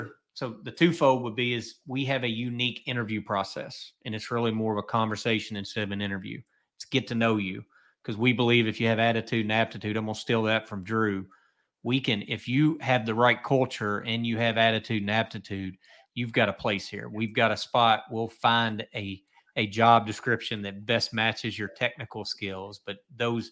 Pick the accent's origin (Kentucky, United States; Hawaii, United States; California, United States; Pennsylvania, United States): Kentucky, United States; I'm from Kentucky